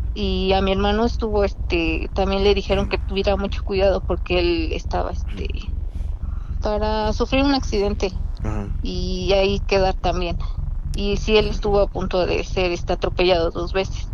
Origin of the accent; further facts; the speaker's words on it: Puebla, Mexico; de la mera capital